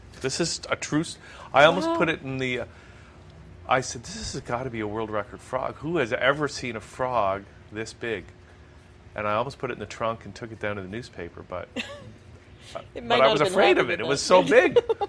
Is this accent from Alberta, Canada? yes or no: no; Welland, Ontario, Canada; this is in Ontario, in Welland, my hometown.